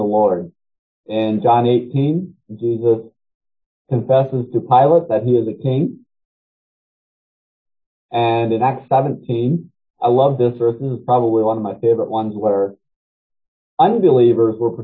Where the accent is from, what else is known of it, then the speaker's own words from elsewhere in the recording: United States; I'm an American and I'm part of the United States of America